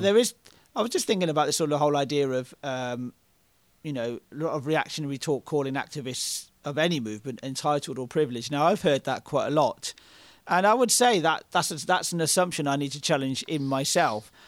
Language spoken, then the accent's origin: English; United Kingdom; I'm British